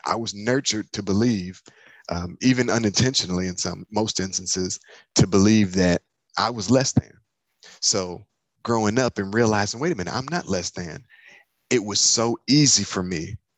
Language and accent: English; Michigan, United States; I'm from Michigan